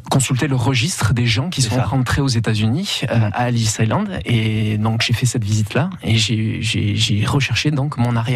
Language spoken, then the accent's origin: French; Bayonne, Nouvelle-Aquitaine, France; moved away as an adult; also born or lived in Biarritz / Anglet / Bordeaux / Toulouse; now in New York, United States; je suis né à Biarritz, à la polyclinique d'Aguilera. J'ai vécu euh, toute mon enfance à Bayonne, je suis allé à l'école, au collège, au lycée à Bayonne, euh, j'ai vécu aussi à Anglette. Et puis à 18 ans, moi, je suis parti du foyer familial